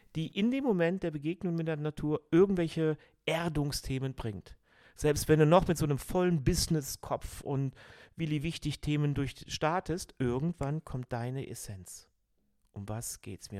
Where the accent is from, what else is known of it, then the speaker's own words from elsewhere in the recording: Cologne, North Rhine-Westphalia, Germany; ich bin Rheinländer, Kölner, ich bin Halbägypter